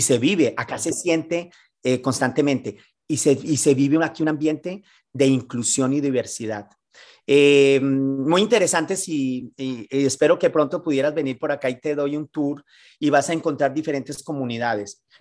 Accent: Colombia; moved away as an adult; also born or lived in Mexico City, Mexico / Miami, United States; now in San Francisco, United States; luego regresé a Colombia. Soy un co, un, un, un latino, porque hoy más que hoy que colombiano, yo me veo como un latino

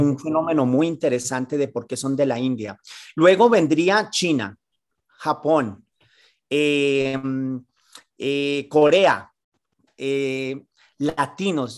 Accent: Colombia; moved away as an adult; also born or lived in Mexico City, Mexico / Miami, United States; now in San Francisco, United States; luego regresé a Colombia. Soy un co, un, un, un latino, porque hoy más que hoy que colombiano, yo me veo como un latino

